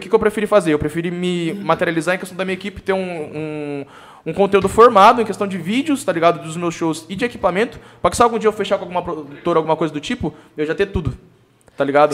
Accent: Sorocaba, São Paulo, Brazil; born or raised there; also born or lived in São Roque

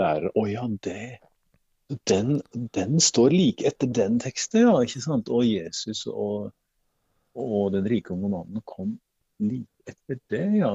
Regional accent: Vågå, Innlandet, Norway; jeg er født i, på Lalm i Vågå, så det er Nord-Gudbrandsdalen

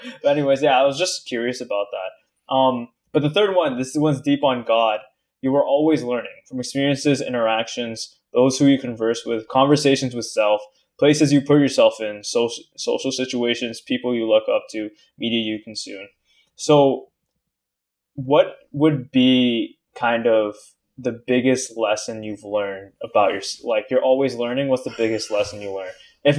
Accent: Philippines; Yeah, so we're both Filipino, that's it.

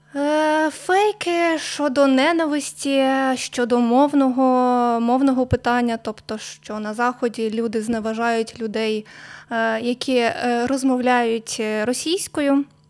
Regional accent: Mamalyha, Chernivtsi Oblast, Ukraine; все своє життя я проживаю в Чернівецькій області. Народилась я в селі Мамалига

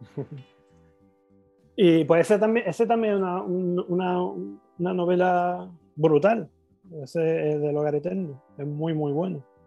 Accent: Granada, Andalusia, Spain; yo que soy de Granada

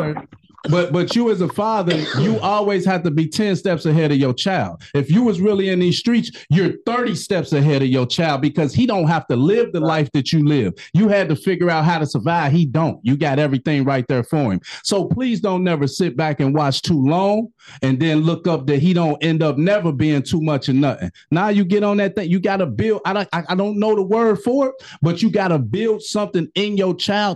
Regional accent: Chicago, Illinois, United States; moved away; also born or lived in Cincinnati / Kentucky; I'm from Chicago

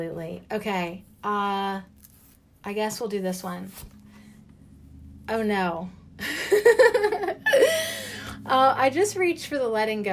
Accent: United States; as an American

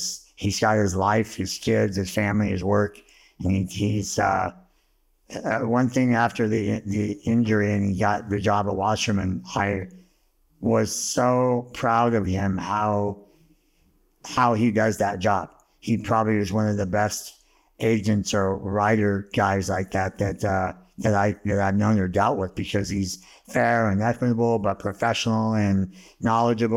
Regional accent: Bellflower, California, United States; also born or lived in Montebello, California; Grew up in Bellflower down the area.

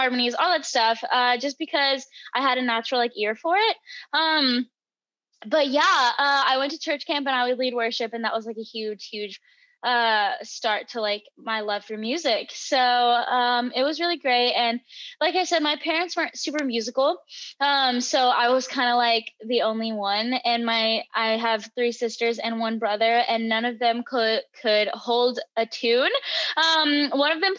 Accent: Texas Panhandle, United States; I grew up in the Texas Panhandle.

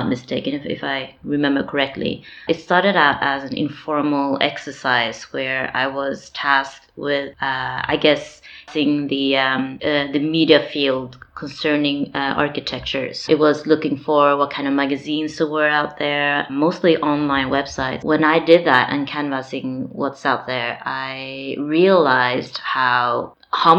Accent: Norway; I am born and raised in Norway

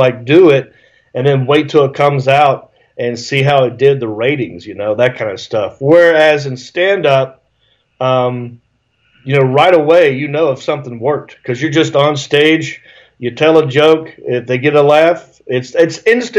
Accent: Hickory, North Carolina, United States; moved away as an adult; also born or lived in Raleigh, North Carolina / Los Angeles, California; I grew up in Hickory, North Carolina

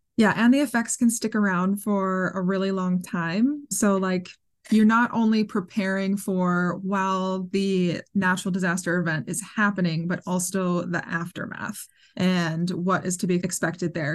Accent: Minnesota, United States; moved away; I grew up in Minnesota

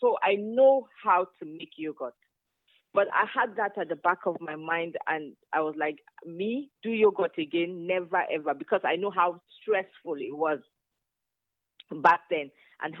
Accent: Zaria, Kaduna State, Nigeria; also born or lived in Kano / Kogi State; I grew up in Zaria, in the north, and my mom had a yogurt factory

